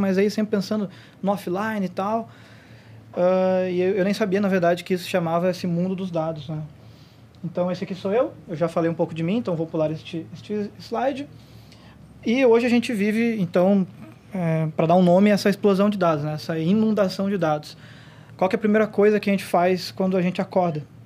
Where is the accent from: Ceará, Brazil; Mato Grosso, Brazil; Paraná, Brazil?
Paraná, Brazil; Curitiba; Eu não sou daqui, eu sou de Curitiba